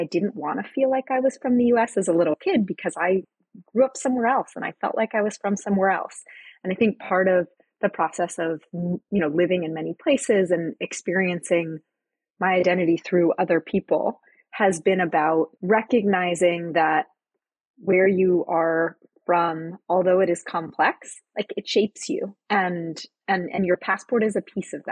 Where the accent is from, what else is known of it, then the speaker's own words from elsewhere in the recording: Costa Rica; also born or lived in New Hampshire, United States; Born in New Hampshire. I was born in a really rural area. And when I was about three, my parents moved to Costa Rica. So I'm, you know, from the US, I'm a US citizen, but spent most of my childhood in a small town in th